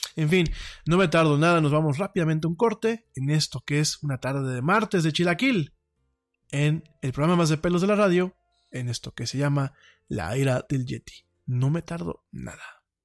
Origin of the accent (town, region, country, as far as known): Mexico